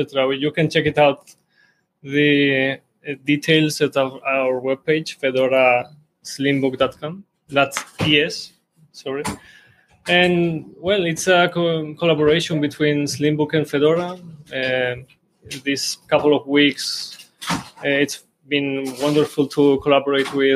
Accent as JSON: {"language": "English", "country": "Spain", "tie": "born or raised there", "also_born_or_lived": "Georgia", "said": "I came here in Spain and since 6 years old, I have been living here"}